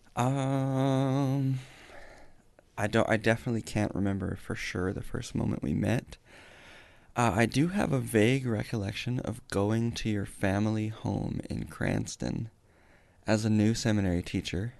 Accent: Welling, Alberta, Canada; moved away; also born or lived in Raymond, Alberta; I was lived my entire life in Welling, Alberta, which is just outside of Raymond. I grew up in one house about two miles away from a farm that my dad worked on

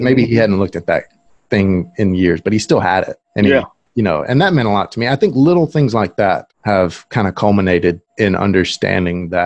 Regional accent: Moundville, Alabama, United States; also born or lived in Tuscaloosa, Alabama; I'm actually from Moundville

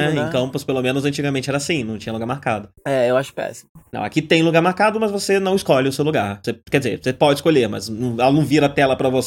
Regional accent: Brazil; a gente é brasileiro, a gente é pobre.

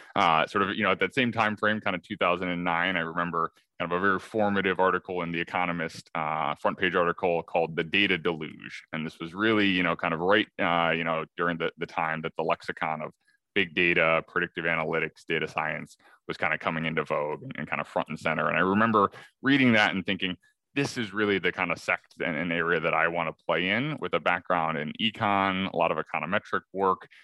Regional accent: Madison, Wisconsin, United States; now in Chicago, United States; I grew up in Madison, Wisconsin, so sort of you know born and raised here in the Midwest

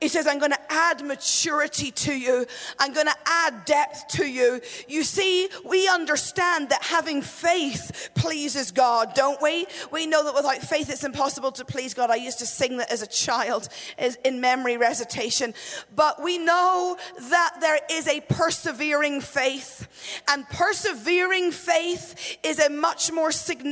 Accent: Northern Ireland, United Kingdom; I grew up in Northern Ireland

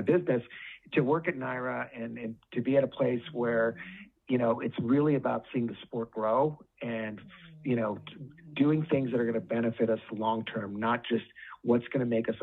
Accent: Southern California, United States; I grew up in Southern California.

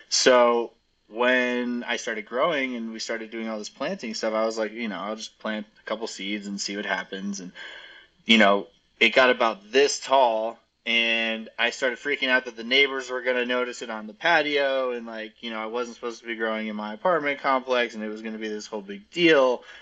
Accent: Arizona, United States; now in Colorado, United States; originally, I'm from Arizona, and I moved kind of all over the country, but ended up at Mizzou in Missouri for college

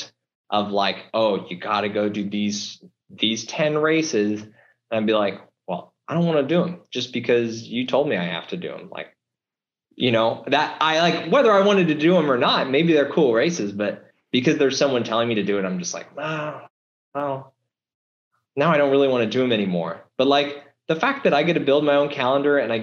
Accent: Nebraska and Kansas, United States; I did a lot growing up in Nebraska and Kansas

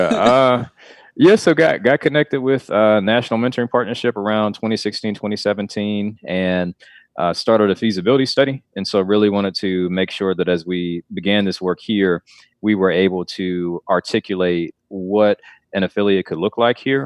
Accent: Clarkston, Georgia, United States; now in North Carolina, United States; I grew up in Atlanta for a bit, well, actually in, in Clarkston, which is, uh, a little bit outside of Atlanta

